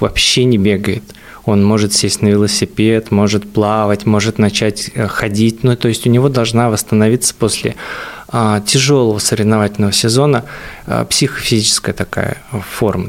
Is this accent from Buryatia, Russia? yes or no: yes; Buryatia, Russia; moved away; я вообще из Бурятии, то получается, у нас, э, вообще очень холмистая местность была